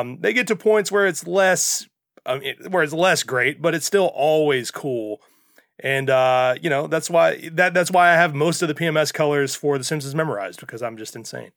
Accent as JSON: {"language": "English", "region": "Mississippi", "country": "United States", "tie": "born or raised there", "said": "as a child growing up in Mississippi"}